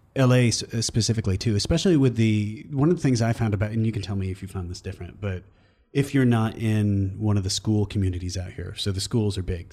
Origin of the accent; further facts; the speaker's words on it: Iowa, United States; moved away as an adult; also born or lived in East Coast / Omaha; I left Iowa and I went to, like, Iowa State and then I moved to the East Coast